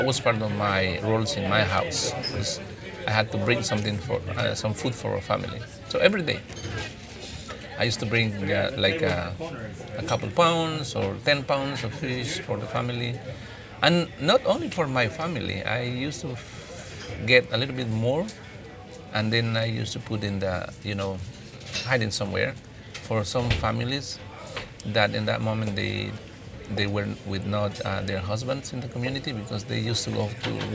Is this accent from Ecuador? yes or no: yes; Limoncocha, Sucumbíos, Ecuador; first language Kichwa; English is a second language; I'm from the Ecuadorian Amazon. The place is called Limoncocha. It's the rainforest. It is 200 meters up to sea level. And it's the rainforest. It's humid, rains always. And yeah, I'm born in the jungle